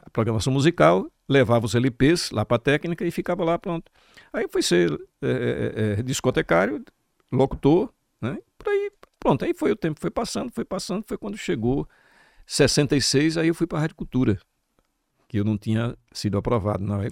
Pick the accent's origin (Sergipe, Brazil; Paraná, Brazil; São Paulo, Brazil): Sergipe, Brazil; Itaporanga d'Ajuda; also born or lived in Riachão do Dantas; now in Aracaju, Brazil; E eu me criei em Itaporanga, nasci em Itaporanga, um pouco tempo fui morar no Riachão, eu garotão ainda